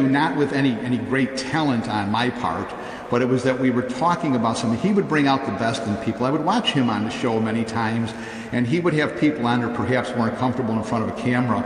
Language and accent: English; Chicago, Illinois, United States; moved away; also born or lived in New Jersey; I'm a kid from the South Side of Chicago